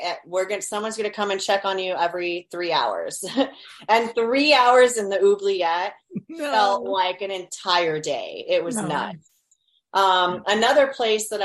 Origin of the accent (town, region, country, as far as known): Miami, Florida, United States; born or raised there